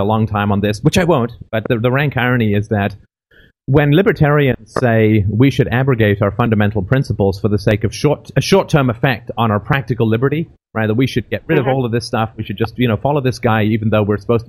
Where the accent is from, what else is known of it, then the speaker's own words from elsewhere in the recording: England, United Kingdom; I'm from England